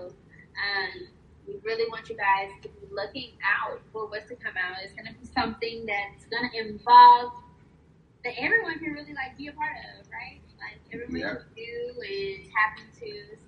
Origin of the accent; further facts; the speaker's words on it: Houston, Texas, United States; I am a choreographer, creative director, all around creative, really. I'm from Houston. I'm Houston based.